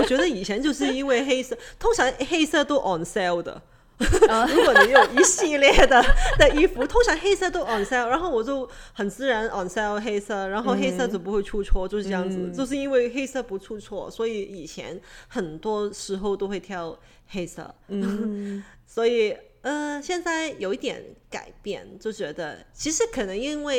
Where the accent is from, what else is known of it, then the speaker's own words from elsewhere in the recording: Hong Kong; 因为我从香港来，我就对这呃奶港式奶茶会 picky。